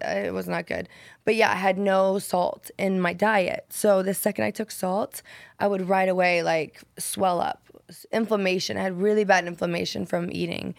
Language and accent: English; Nebraska, United States; moved away as an adult; Nebraska, a tiny little town